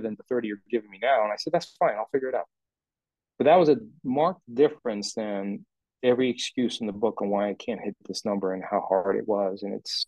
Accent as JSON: {"language": "English", "town": "Minneapolis", "region": "Minnesota", "country": "United States", "said": "I'm American, Minneapolis"}